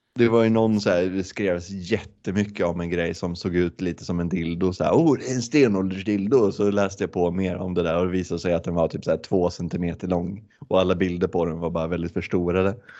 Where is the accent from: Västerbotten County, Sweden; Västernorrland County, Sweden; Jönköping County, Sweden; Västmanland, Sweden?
Västmanland, Sweden; Västerås; moved away as an adult; now in Gothenburg, Sweden; jag kommer, jag kommer från Västerås också från början. Men jag har bott i Göteborg sedan 2017